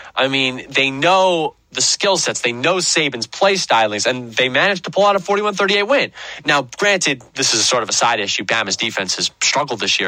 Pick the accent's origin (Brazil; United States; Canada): United States; Greenwich, Connecticut; my hometown of Greenwich, Connecticut.